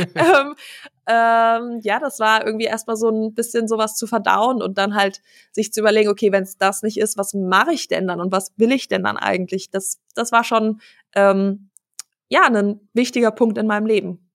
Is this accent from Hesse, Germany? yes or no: yes; Wiesbaden, Hesse, Germany; also born or lived in Aachen / Dinslaken; ich bin geboren in Aachen, dann haben mhm. wir eine Zeit in Dienstlaken gewohnt und ähm, als ich acht war, sind wir nach Wiesbaden gezogen